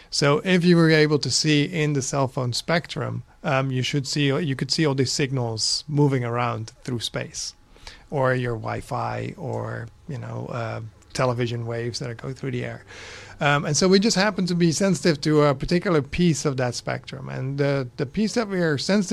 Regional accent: Netherlands; English is a second language; moved away as an adult; also born or lived in Los Angeles, United States; now in United States; I'm Dutch originally.

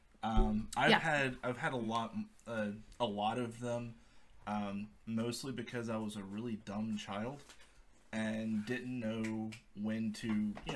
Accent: South Georgia, United States; moved away as an adult; now in Atlanta, United States; I'm from South Georgia, born and raised, spent most of my life

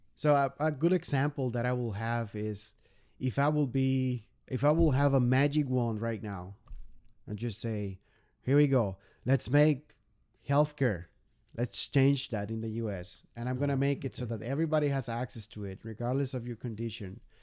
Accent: Mexico; moved away as an adult; now in United States; been almost three years in the U.S. and we remember when we were back in Mexico

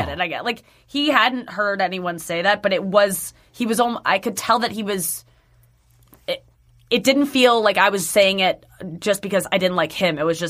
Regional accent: St. Louis, Missouri, United States; St. Louis.

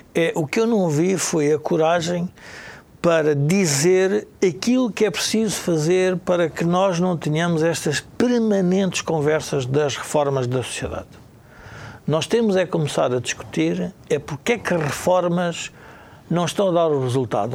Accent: Portugal; como portugueses

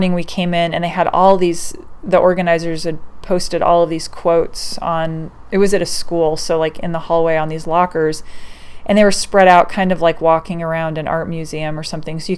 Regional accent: Oregon, United States; I was born and raised in Oregon

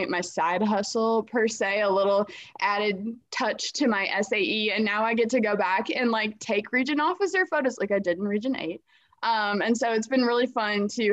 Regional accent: Kenyon, Minnesota, United States; I am from Kenyon, Minnesota. My family raises Morgan and Arabian show horses

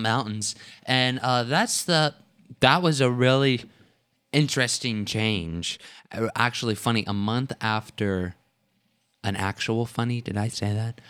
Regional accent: Texas, United States; now in Tennessee, United States; We are originally Texans

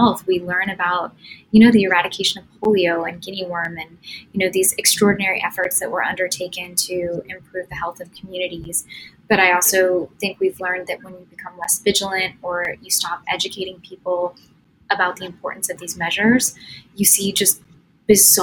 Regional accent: United States; as an American

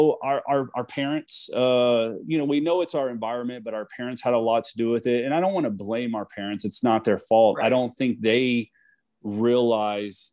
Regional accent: Texas, United States; moved away as an adult; now in California, United States; we're both from Texas. We were born and raised.

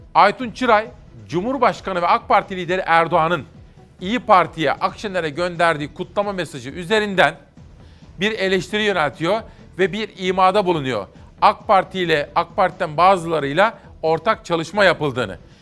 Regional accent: Ankara, Turkey; Ankaralılar olarak

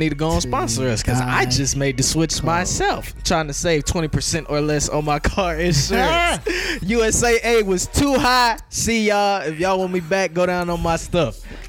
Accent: Texas, United States; I'm back in the South. I'm from Texas.

